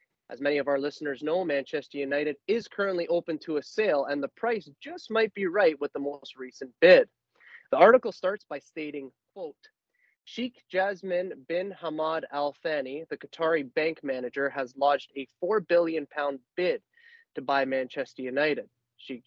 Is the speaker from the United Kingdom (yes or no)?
no; Canada; we're Canadian and we support Canada Soccer